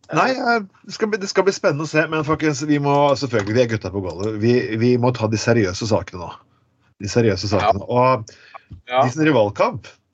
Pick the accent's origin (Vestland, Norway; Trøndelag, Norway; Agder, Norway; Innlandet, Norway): Vestland, Norway; Bergen; accent: Bergen dialect; vi er bergenspodkast, folkens, men eh, du hører det på dialekten min.